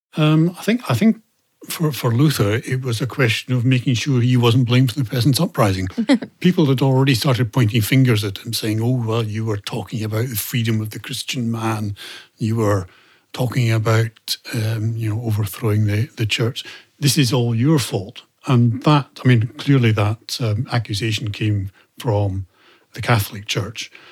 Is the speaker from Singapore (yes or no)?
no; Scotland, United Kingdom; I say England as a Scot